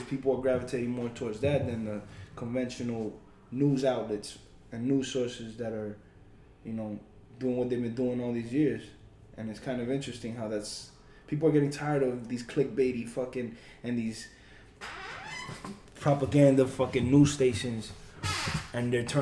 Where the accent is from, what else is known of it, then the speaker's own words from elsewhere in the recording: Miami, Florida, United States; I grew up in Miami